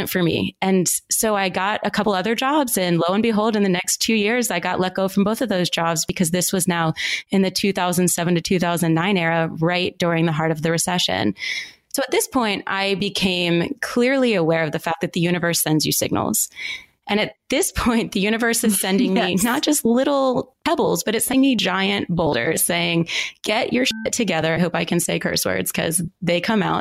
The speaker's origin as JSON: {"language": "English", "country": "United States", "tie": "born or raised there", "also_born_or_lived": "Philadelphia, Pennsylvania / Baltimore, Maryland / Atlanta, Georgia", "moved": "as an adult", "said": "I grew up in the Northeast in Philadelphia and Baltimore"}